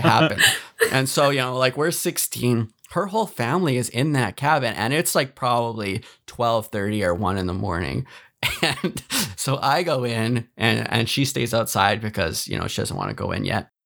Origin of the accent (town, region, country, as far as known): Canada